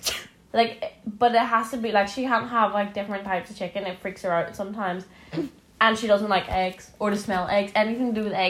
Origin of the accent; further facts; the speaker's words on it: Northern Ireland, United Kingdom; We're from Northern Ireland, by the way, so that's why it's a bit weird.